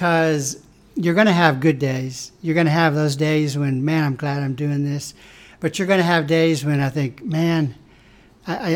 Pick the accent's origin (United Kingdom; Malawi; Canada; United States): United States; Atwood, Kansas; moved away as an adult; now in Topeka, United States; I'm from Atwood, a small community. My high school graduating class was 50.